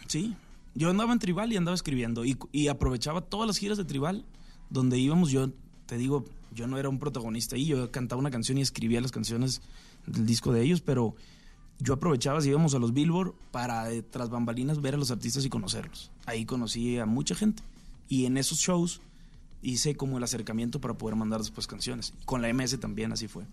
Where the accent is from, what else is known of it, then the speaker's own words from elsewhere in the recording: Sinaloa, Mexico; yo soy de Sinaloa también